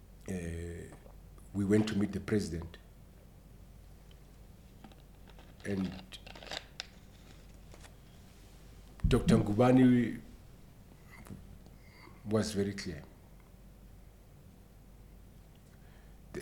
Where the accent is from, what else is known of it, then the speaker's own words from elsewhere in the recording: Soweto, Gauteng, South Africa; I was born and bought in Soweto.